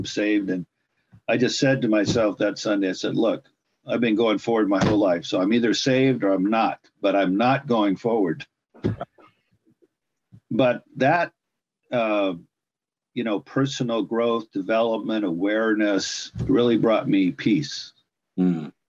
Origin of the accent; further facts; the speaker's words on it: California, United States; I was born and raised in California.